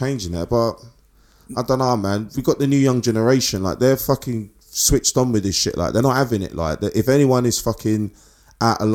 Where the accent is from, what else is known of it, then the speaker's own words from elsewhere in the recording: London, United Kingdom; we're from East